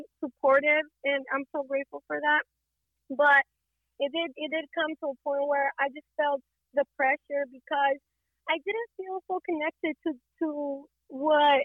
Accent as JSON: {"language": "English", "town": "Las Vegas", "region": "Nevada", "country": "United States", "tie": "born or raised there", "also_born_or_lived": "Fortuna, California / Mexico", "said": "I was born in California, Fortuna, California, which is 14 hours away from Las Vegas, up north."}